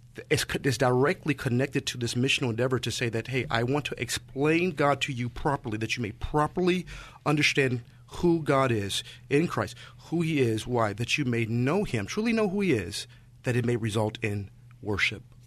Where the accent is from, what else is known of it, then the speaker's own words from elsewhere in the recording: St. Louis, Missouri, United States; moved away as an adult; now in San Francisco Bay Area, United States; was born and raised in Saint Louis